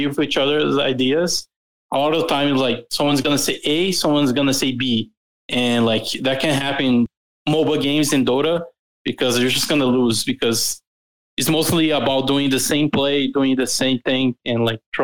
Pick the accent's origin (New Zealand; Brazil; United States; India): Brazil; I'm from Brazil